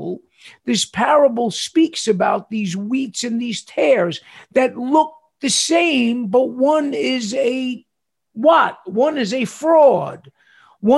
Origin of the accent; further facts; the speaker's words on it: New York City, New York, United States; moved away; when I was growing up in New York City